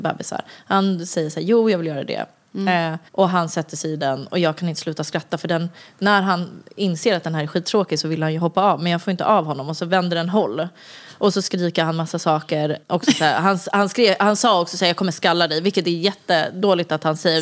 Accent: Stockholm, Stockholm County, Sweden; jag är uppvuxen i Vårberg egentligen

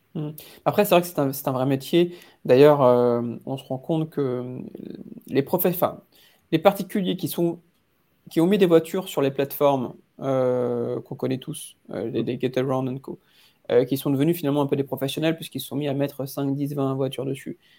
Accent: Paris, Île-de-France, France; en tant que Parisien

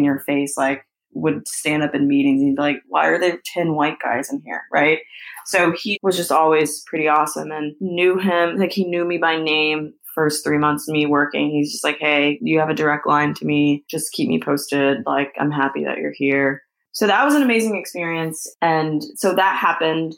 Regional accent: Baton Rouge, Louisiana, United States; I'm from Baton Rouge and I worked with LSU Athletics for a little bit

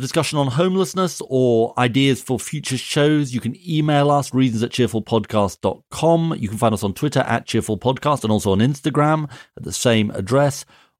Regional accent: Edinburgh, Scotland, United Kingdom; Indeed, my hometown of Edinburgh apparently has a number of innocuous-looking residential properties

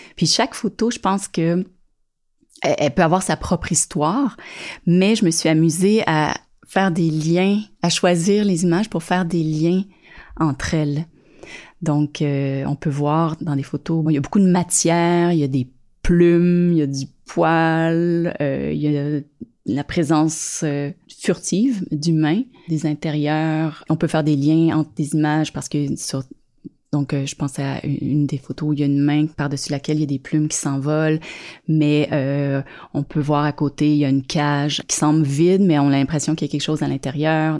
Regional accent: Saint-Janvier, Quebec, Canada; moved away as an adult; also born or lived in Montreal; now in Sutton, Canada; Je suis née dans les Basses-Laurentides, dans le coin de Saint-Janvier

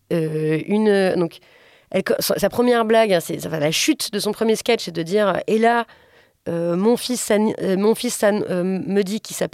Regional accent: Strasbourg, Grand Est, France; Je viens de Strasbourg et c'est la SNCF qui fait les trains.

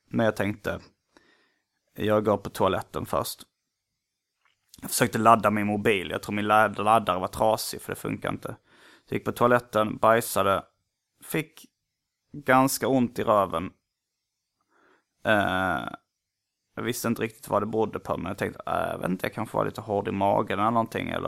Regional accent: Gothenburg, Västra Götaland, Sweden; Som det heter där jag kommer ifrån. Donuts i USA och i Göteborg. I Göteborg är munkar uh, mums-mums.

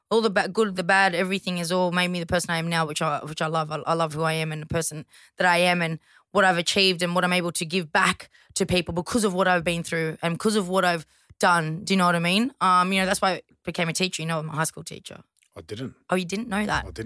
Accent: Toongabbie, New South Wales, Australia; Toongabbie. I went to Greystanes High School. So yeah.

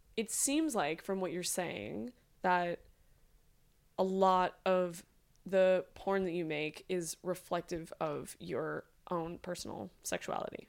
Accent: New York, United States; I'm such a New Yorker.

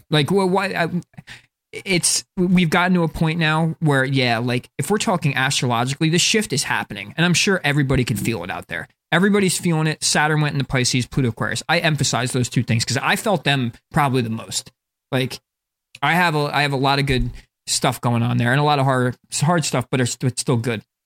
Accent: North Plainfield, New Jersey, United States; I'm from North Plainfield, which is, like, a pretty white suburban area in the middle of, like, a ghetto-ish area. Like, it's up north New Jersey

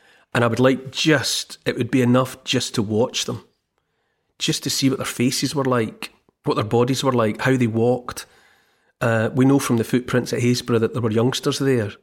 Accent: United Kingdom; also born or lived in Scotland; when I was growing up in Britain

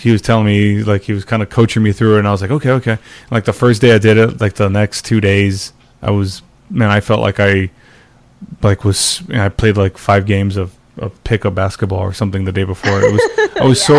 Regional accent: Alice, Texas, United States; moved away; I'm from Alice

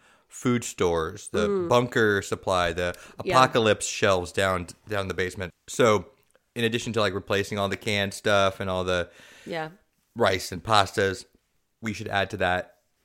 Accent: San Diego, California, United States; Linda Vista is the neighborhood I grew up in, San Diego.

